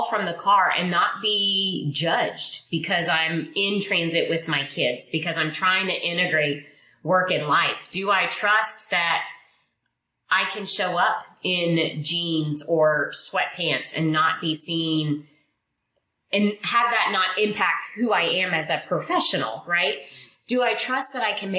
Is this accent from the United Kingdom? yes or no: no; Indonesia; English is a second language; moved away; I'm not from here. I wasn't raised here. I was raised in Indonesia. I'm Chinese Indonesian.